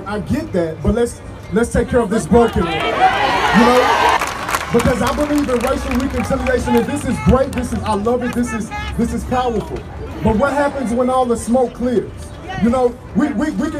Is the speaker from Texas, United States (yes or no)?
yes; Dallas, Texas, United States; now in San Angelo, United States; I was born and raised in Dallas, Texas.